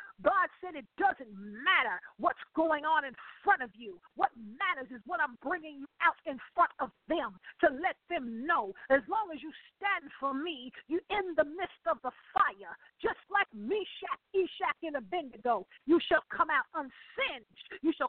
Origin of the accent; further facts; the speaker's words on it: Akron, Ohio, United States; So his time at home was very limited because we lived up north, being born and raised in Akron, Ohio